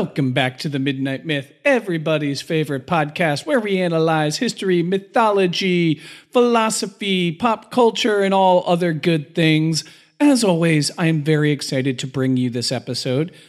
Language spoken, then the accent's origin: English; Philadelphia, Pennsylvania, United States; as a Philadelphian